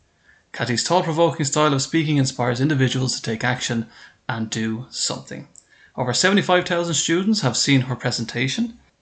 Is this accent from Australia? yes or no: no; Ireland; as an Irishman, we don't really get nice temperatures here in Ireland.